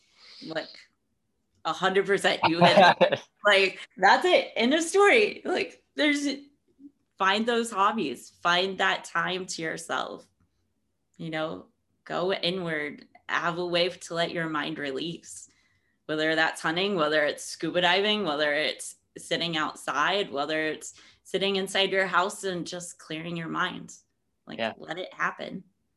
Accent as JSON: {"language": "English", "town": "Martinsville", "region": "Indiana", "country": "United States", "tie": "born or raised there", "said": "I grew up in a small town. I grew up in Martinsville."}